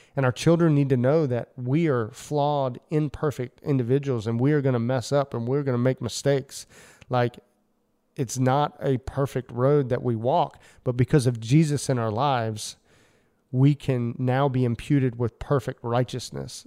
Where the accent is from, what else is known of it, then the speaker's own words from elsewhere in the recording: United States; as an American male